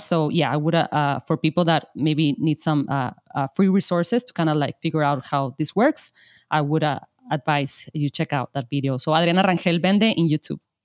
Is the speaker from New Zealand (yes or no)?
no; Mexico; I'm from Mexico. And of course, there are a ton of artisans here in Mexico